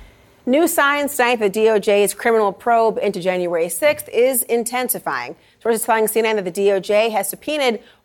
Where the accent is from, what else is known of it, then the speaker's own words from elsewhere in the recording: United States; I'm Black American